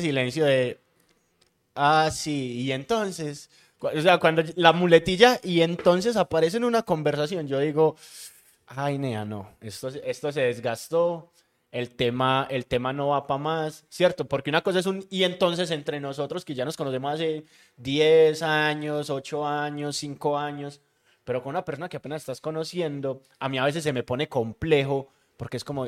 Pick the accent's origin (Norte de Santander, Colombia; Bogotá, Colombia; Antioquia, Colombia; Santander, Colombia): Antioquia, Colombia; Medellín; born or raised there